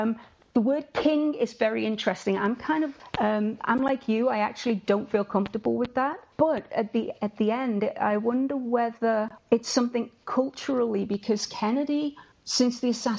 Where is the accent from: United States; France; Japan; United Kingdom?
United Kingdom; England; I read these rumors as an English person